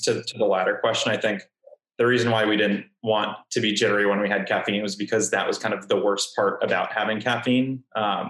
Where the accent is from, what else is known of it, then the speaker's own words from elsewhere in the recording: Miami, Florida, United States; moved away; also born or lived in Libya / Portugal; Born and raised in Miami, but my dad is from Brazil. My mom's from Angola. I lived in Libya for a few years, and I lived in Portugal as well for a few years